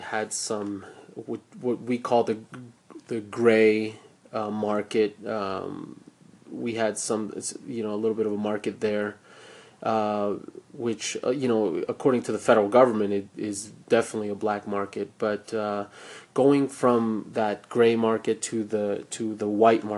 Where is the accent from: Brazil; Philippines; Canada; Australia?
Australia; As being an Australian in Australia